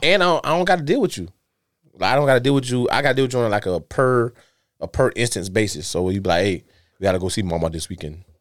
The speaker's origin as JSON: {"language": "English", "town": "Dawson", "country": "United States", "said": "where we from in Dawson"}